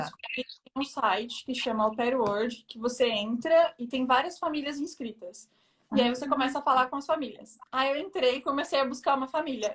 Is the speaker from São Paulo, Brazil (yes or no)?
yes; São Paulo, Brazil; moved away as an adult; now in Versailles, France; Eu sou de São Paulo, da Zona Leste de São Paulo